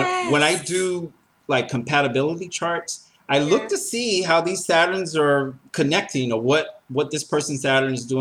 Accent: Atlanta, Georgia, United States; I'm very American, Atlanta, Georgia.

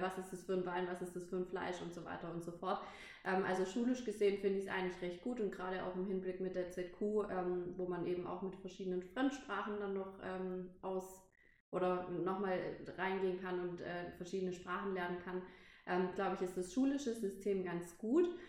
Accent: Pforzheim, Baden-Württemberg, Germany; moved away as an adult; ich wegziehen musste von, von meiner Heimatstadt, weil ich eben ein Hotel ausgesucht habe, was nicht direkt äh, mhm. bei mir in Pforzheim war

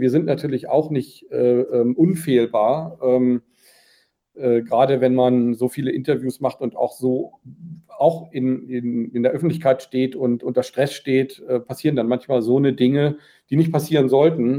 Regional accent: Germany; als Deutsche

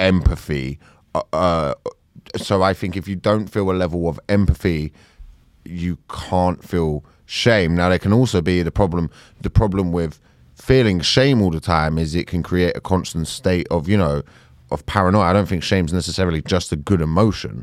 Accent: United Kingdom; as a British person

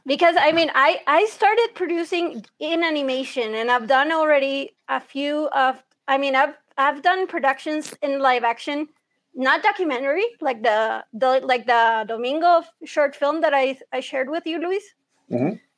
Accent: Honduras; also born or lived in Florida, United States / Texas, United States; I've grown up in Honduras almost my entire life because I came here when I think I was like around one or two years old

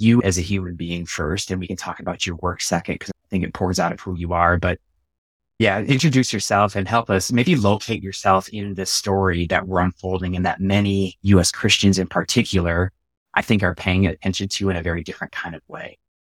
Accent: United States; I'm a U S American

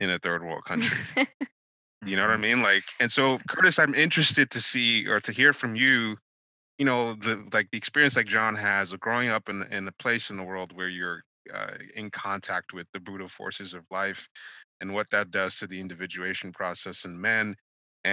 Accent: Nigeria; moved away; I'm Nigerian. I was born in Nigeria

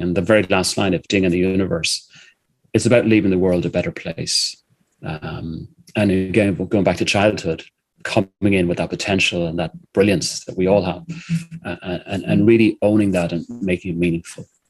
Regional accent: Ireland; I'm an Irishman

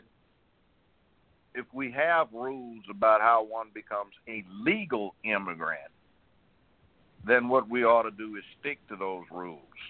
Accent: United States; I'm an American citizen. I'm born here. This is my country.

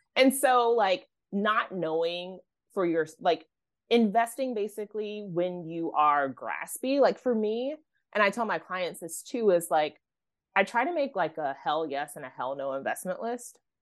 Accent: Oklahoma, United States; I grew up in Oklahoma

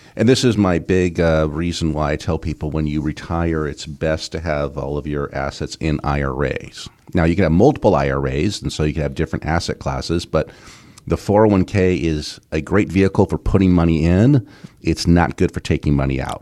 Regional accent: Southern California, United States; when I was a kid, growing up in Southern California

